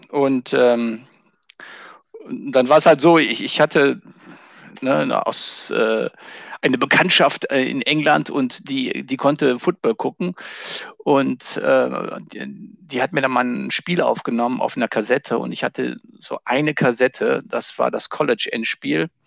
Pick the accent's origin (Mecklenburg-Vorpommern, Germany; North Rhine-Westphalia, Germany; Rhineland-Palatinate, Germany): North Rhine-Westphalia, Germany; ich komme ja aus dem Siebengebirge, da lebe ich auch heute noch und da spielt man entweder Fußball oder Tischtennis oder beides.